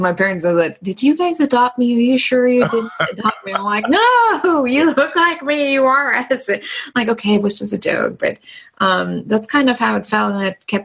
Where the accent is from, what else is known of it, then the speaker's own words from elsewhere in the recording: East Germany, Germany; now in Indianapolis, United States; I'm originally from Germany. I grew up in East Germany behind the wall